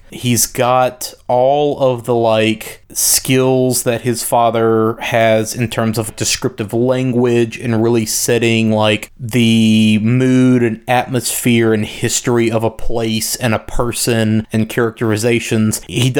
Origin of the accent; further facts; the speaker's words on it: Slidell, Louisiana, United States; born there; But the fact that they were like, oh yeah, Slidell, Louisiana, I was like, the fuck? Right? That's where so I was weird. Born. Like, I was born in that hospital.